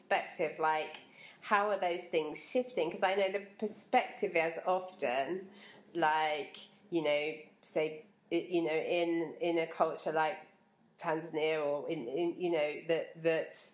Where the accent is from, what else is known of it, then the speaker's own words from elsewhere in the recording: England, United Kingdom; also born or lived in Dar es Salaam; I grew up in a village and there was a sense of that there in the village I grew up in here in England